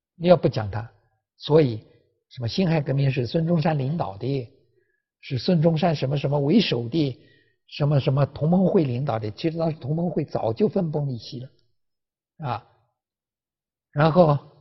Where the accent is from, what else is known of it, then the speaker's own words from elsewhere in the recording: China; 我是中国人